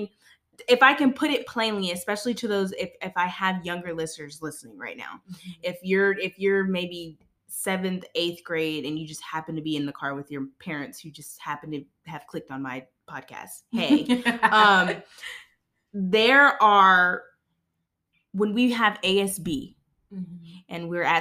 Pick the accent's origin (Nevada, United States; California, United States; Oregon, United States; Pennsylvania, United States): California, United States; Moreno Valley; when we grew up in Moreno Valley, we were in a community that was a baby